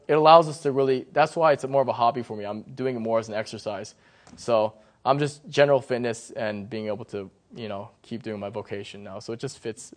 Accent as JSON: {"language": "English", "town": "McLean", "region": "Virginia", "country": "United States", "tie": "born or raised there", "said": "I grew up in McLean. So I was oh. like the only Asian guy"}